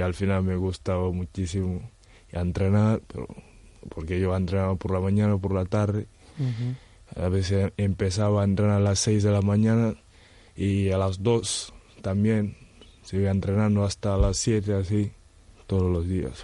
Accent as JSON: {"language": "Spanish", "country": "Senegal", "also_born_or_lived": "Gran Canaria / Betanzos", "second_language": "Spanish", "moved": "as an adult", "lives_now": "A Coruña, Spain", "said": "soy de Senegal"}